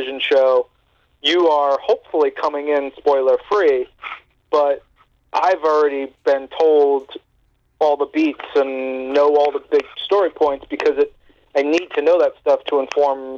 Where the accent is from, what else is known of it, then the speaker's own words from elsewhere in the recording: New York, United States; I'm from New York